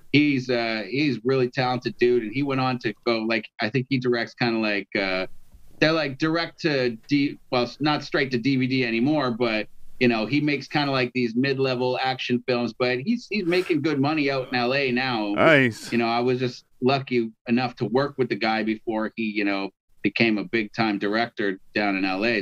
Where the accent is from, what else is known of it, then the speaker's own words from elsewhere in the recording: Toronto, Ontario, Canada; I'm from Toronto